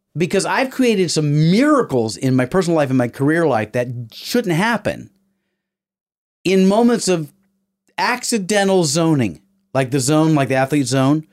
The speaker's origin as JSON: {"language": "English", "region": "the South", "country": "United States", "said": "I'm from the South. I spent my whole life trying to look like that Southern gentleman"}